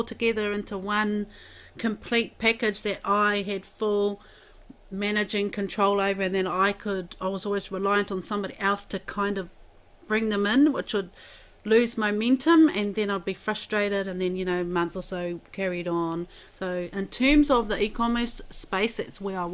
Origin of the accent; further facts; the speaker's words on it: Wairoa, Hawke's Bay, New Zealand; I'm from Wairoa, born and bred, and rangiahua is my marae